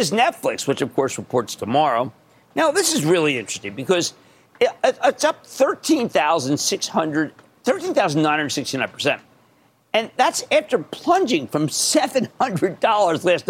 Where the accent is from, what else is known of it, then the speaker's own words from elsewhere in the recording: Philadelphia, Pennsylvania, United States; also born or lived in New Hope, Pennsylvania; I'm from Philadelphia